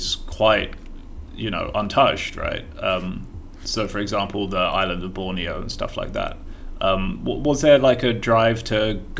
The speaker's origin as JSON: {"language": "English", "country": "United Kingdom", "said": "a fucking Brit with my accent"}